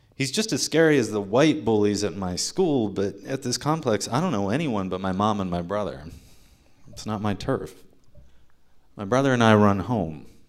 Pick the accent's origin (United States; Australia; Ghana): United States; Ohio; moved away; Ohio, my home state